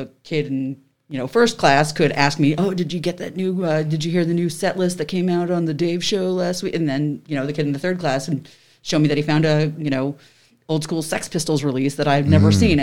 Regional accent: New Jersey, United States; I grew up in Central Jersey

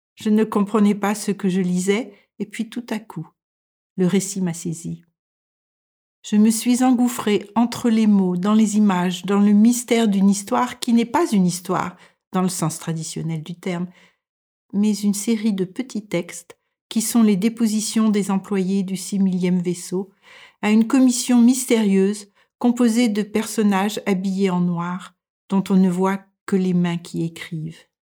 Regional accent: France; moved away as an adult; now in Denmark

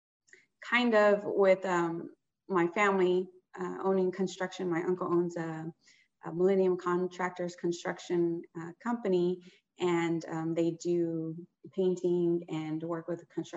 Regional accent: Houston, Texas, United States; I'm born and raised in Houston, Texas

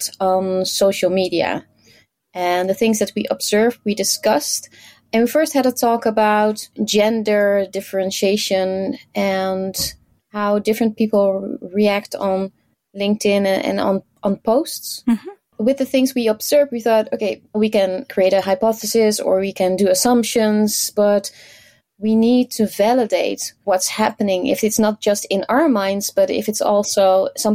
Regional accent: Netherlands; from the Netherlands, and I work at Xebia as a full-time trainer

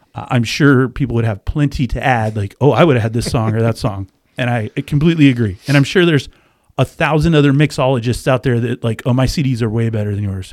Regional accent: the Northwest, Pacific Northwest, United States; also born or lived in Florida / Japan / New Jersey; now in Washington, United States; I grew up in the Northwest

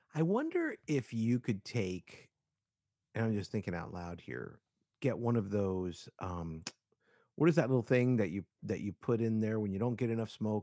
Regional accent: Miami, Florida, United States; I grew up in Miami

